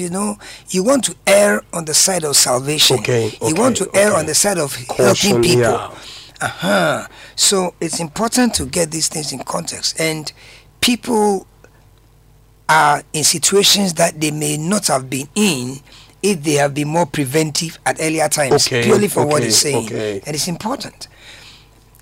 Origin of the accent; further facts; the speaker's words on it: Accra, Greater Accra, Ghana; I grew up around Kanishi